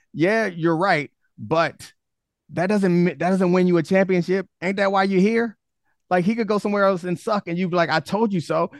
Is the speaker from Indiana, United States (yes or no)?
no; Baltimore, Maryland, United States; now in Washington, D.C., United States; I'm from Baltimore, and I, I live in D C now